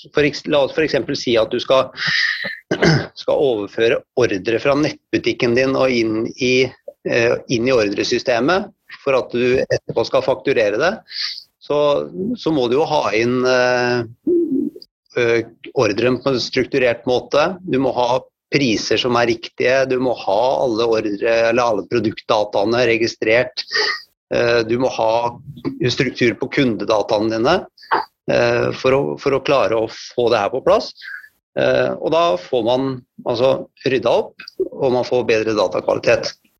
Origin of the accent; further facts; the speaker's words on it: Hvaler, Østfold, Norway; now in Fredrikstad, Norway; Så jeg kommer fra Hvaler og bor i Fredrikstad.